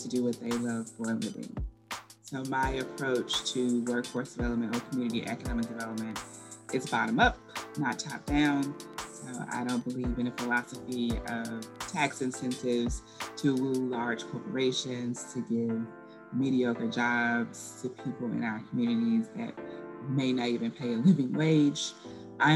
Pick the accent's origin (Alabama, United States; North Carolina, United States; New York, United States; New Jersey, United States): Alabama, United States; Birmingham; I am from well below the Mason-Dixon line in Birmingham, Alabama. Born and raised